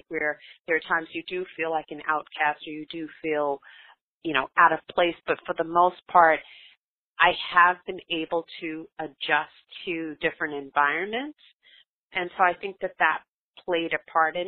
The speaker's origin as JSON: {"language": "English", "town": "New York City", "region": "New York", "country": "United States", "tie": "born or raised there", "said": "I grew up in Brooklyn, New York, we were really fortunate enough to have swimming pools in our apartment complex."}